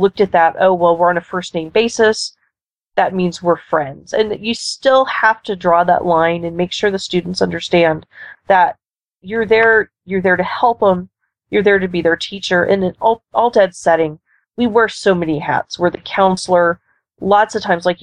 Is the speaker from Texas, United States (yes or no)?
yes; Texas, United States; also born or lived in Florida; now in Nebraska, United States; I grew up in Texas